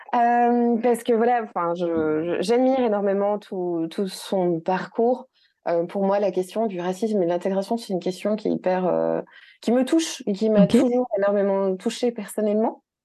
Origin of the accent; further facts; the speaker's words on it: Belgium; ici en Belgique, parce que oui, je suis belge